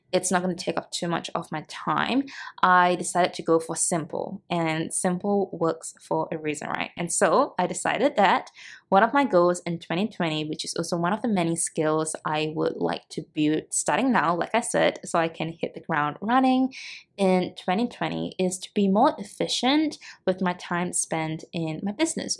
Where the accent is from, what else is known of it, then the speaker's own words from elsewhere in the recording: Singapore; moved away as an adult; now in Cebu, Philippines; I'm originally from Singapore